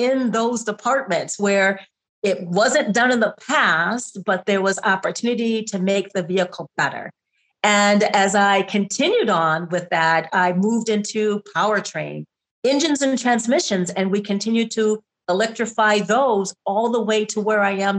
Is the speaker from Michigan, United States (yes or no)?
yes; Detroit, Michigan, United States; moved away as an adult; also born or lived in California / Graz, Austria; I grew up in Detroit